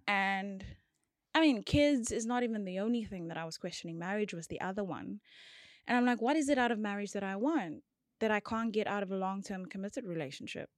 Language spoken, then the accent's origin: English; George, Western Cape, South Africa; I'm from George